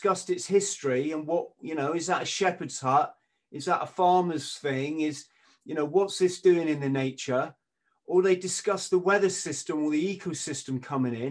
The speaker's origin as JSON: {"language": "English", "region": "England", "country": "United Kingdom", "said": "I'm an Englishman."}